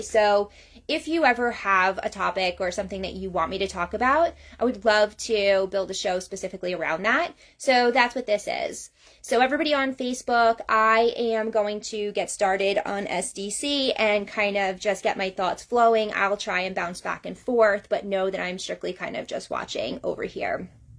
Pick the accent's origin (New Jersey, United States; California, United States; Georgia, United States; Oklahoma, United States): Georgia, United States; I'm from North Georgia area.